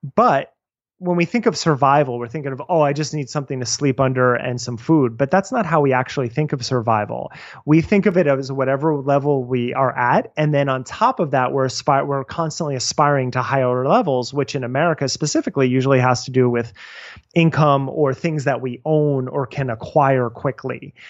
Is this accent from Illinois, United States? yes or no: no; New Jersey, United States; I'm from New Jersey